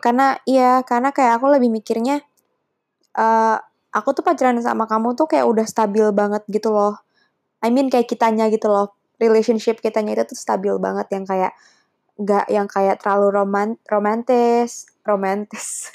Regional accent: Java, Indonesia; sense aku Jawa

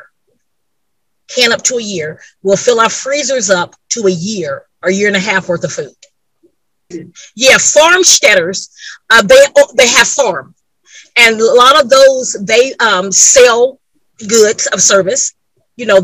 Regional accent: California, United States; moved away; I'm from California

